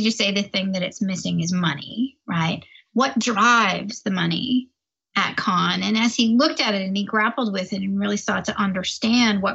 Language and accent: English; Toronto, Ontario, Canada; I'm Canadian from Toronto